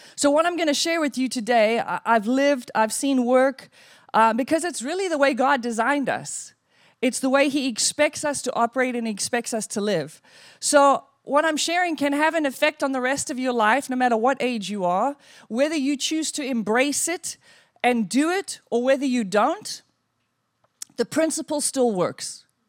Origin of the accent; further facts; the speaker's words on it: South Africa; also born or lived in West Hollywood, United States; now in United States; I grew up in South Africa.